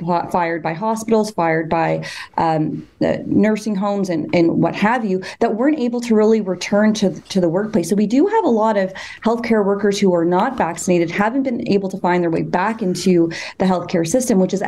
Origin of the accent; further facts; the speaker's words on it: Canada; as a Canadian